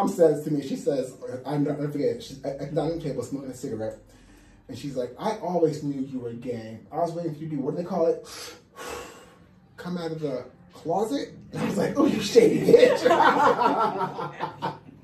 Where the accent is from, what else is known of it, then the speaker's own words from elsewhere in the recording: New Jersey, United States; Like in the 80s where I grew up outside of Manhattan in New Jersey